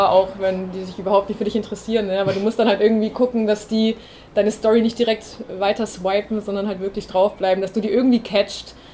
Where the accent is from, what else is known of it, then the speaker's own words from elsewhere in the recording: Bavaria, Germany; Man kommt in eine neue Stadt. Ähm, ich komme aus Bayern ursprünglich, wie man vielleicht hören kann, ich weiß es nicht.